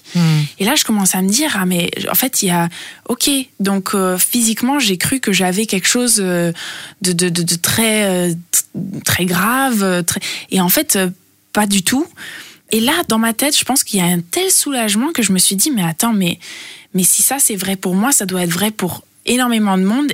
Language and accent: French; Italy; also born or lived in New York, United States; now in Berlin, Germany; je suis française et euh, grandie en Italie